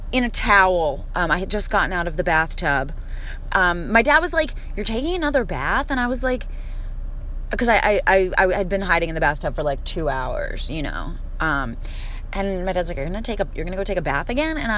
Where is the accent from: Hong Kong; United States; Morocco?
United States; Philadelphia, Pennsylvania; accent: Philly; Um, I don't really think I have much of my Philly accent. Sometimes it comes out.